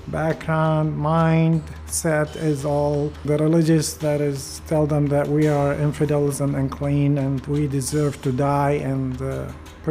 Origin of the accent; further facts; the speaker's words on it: Baghdad, Baghdad Governorate, Iraq; moved away; I was born in Iraq, Baghdad, and my grandparents are from Turkey